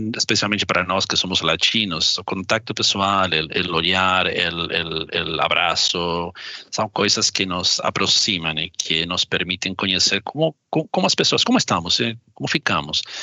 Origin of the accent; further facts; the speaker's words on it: Argentina; Portuguese is a second language; now in Brazil; Do ponto de vista como argentino, vou falar como argentino